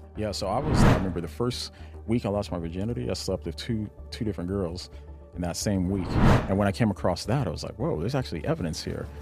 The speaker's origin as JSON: {"language": "English", "town": "Aurora", "region": "Colorado", "country": "United States", "tie": "born or raised there", "also_born_or_lived": "Nashville / Los Angeles", "moved": "yes", "said": "I grew up in, uh, Colorado, in Aurora, Colorado"}